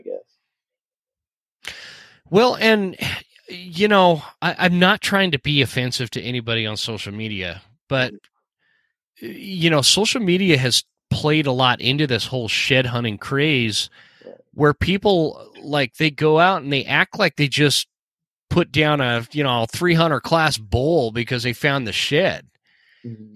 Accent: Utah, United States; I was raised in Utah

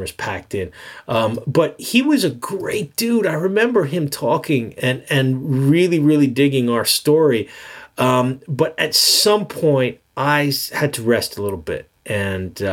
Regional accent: New York, United States; I'm a New Yorker

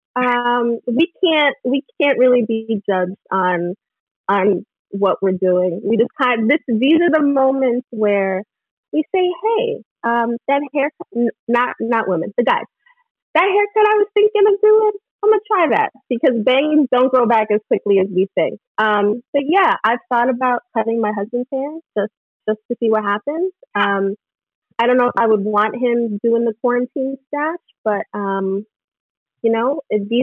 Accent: New York City, New York, United States; I'm from Brooklyn

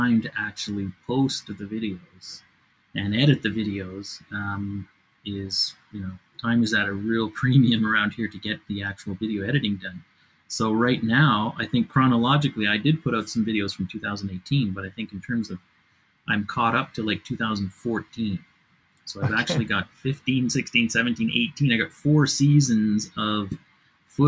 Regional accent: Canada; we're Canadian

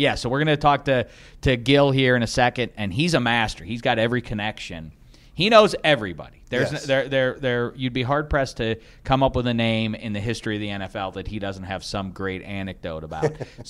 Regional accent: Midwest, United States; also born or lived in Chicago / Bloomington, Indiana; now in Los Angeles, United States; I love visiting my hometown. I love being in the Midwest. I lived in Chicago for a while.

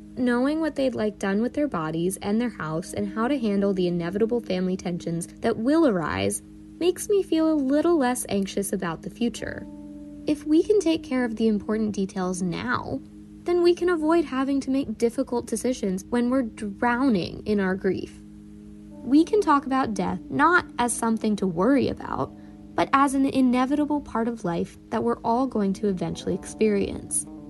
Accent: Northern Virginia, United States; I'm from Northern Virginia, but my parents immigrated from India before I was born

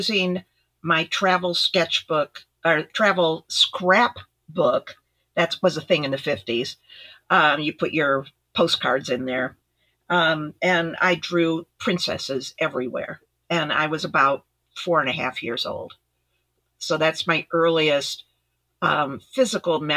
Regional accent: Ithaca, New York, United States; moved away; also born or lived in Midwest; I grew up in Ithaca, New York

